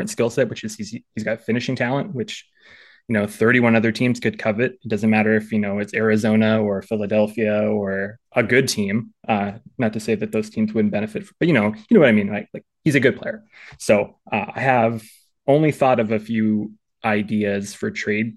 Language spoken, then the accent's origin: English; Chetwynd, British Columbia, Canada; I grew up in Northern British Columbia for most of my life.